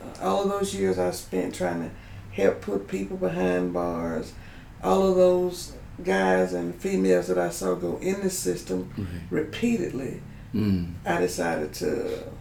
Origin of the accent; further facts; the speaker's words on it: Gulfport, Mississippi, United States; moved away as an adult; also born or lived in Washington / Jackson, Mississippi; born and raised in Gulfport